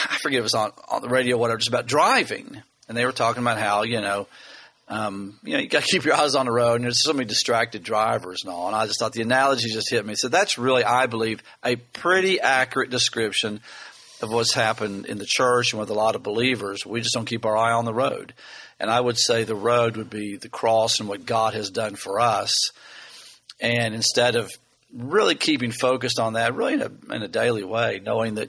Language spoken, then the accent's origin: English; Lexington, Kentucky, United States; We're from Lexington